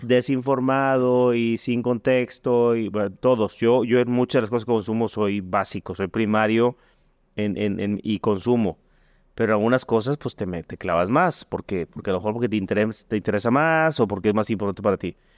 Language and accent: Spanish; Mexico; como mexicano